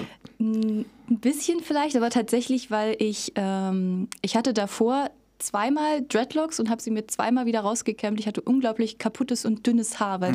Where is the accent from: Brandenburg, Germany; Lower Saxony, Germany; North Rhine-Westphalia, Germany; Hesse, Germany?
Brandenburg, Germany; Cottbus; Ich komme aus Cottbus. Ich bin hier schon immer gewesen. Ich komme äh, von nirgendwo anders her. Also ich war natürlich schon mal woanders, aber äh, ich bin hier quasi geboren und aufgewachsen